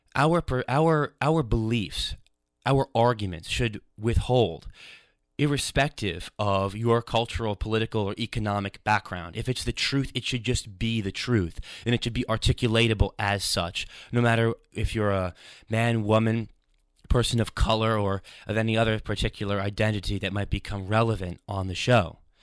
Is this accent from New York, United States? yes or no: yes; New York, United States; now in London, United Kingdom; I ran this show for a few years on a radio station, W C W P, in my hometown in New York.